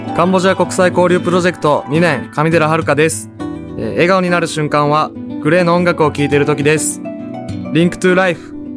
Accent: Ehime, Japan; 僕はね、愛媛県出身なんで、本当新幹線ってないわけです。

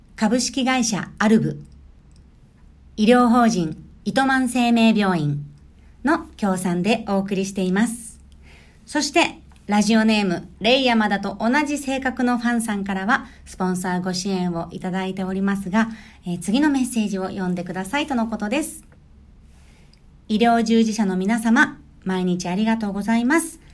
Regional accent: Tokyo, Japan; moved away; also born or lived in Okinawa; 自分の故郷である東京

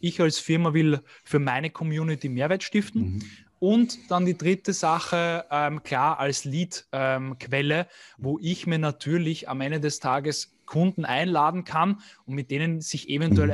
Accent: Vienna, Austria; bin aus Wien

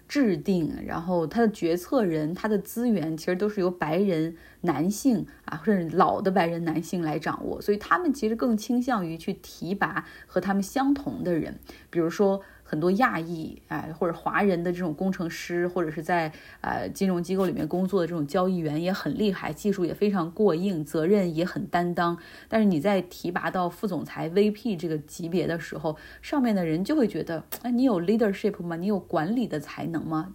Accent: Harbin, Heilongjiang, China; 我的家乡哈尔滨在这个冬天红了

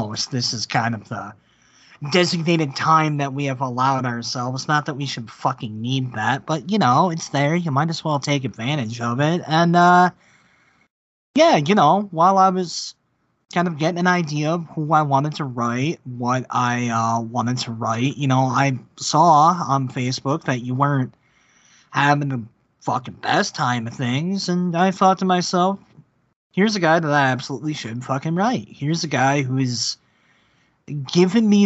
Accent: United States; we're American men

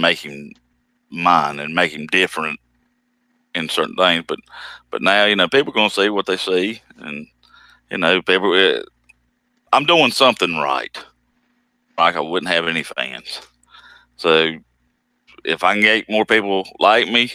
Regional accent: the Carolinas, United States; accent: southern; I'm from the Carolinas

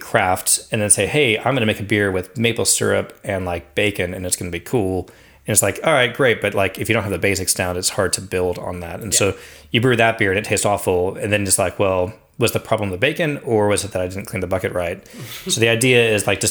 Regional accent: Fort Worth, Texas, United States; Fort Worth is home for me, which is pretty close to Dallas

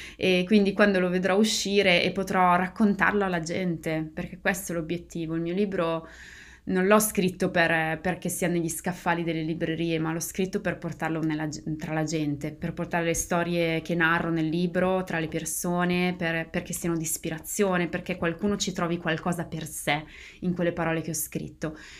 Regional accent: Bergamo, Lombardy, Italy; moved away as an adult; now in United States; io sono di Bergamo

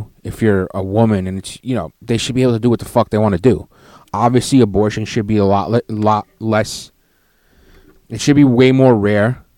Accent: New York City, New York, United States; I'm a scumbag from Brooklyn, New York

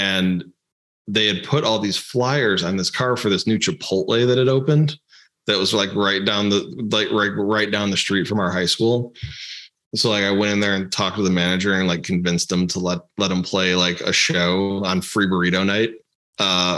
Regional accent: Chicago, Illinois, United States; moved away; I grew up in the Chicago area.

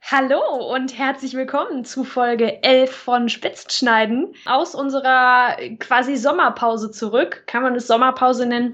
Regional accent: near Cologne, North Rhine-Westphalia, Germany; ich komme ja aus der Nähe von Köln

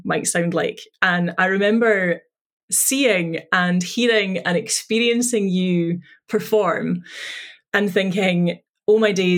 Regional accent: Dundee, Scotland, United Kingdom; based in his and my hometown of Dundee

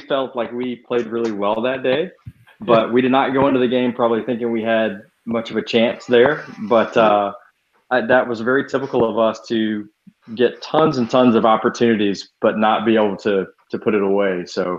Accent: Atlanta, Georgia, United States; I am from Atlanta

